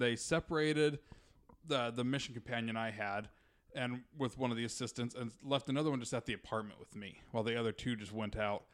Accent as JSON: {"language": "English", "region": "Utah", "country": "United States", "tie": "born or raised there", "moved": "yes", "said": "I grew up in Utah"}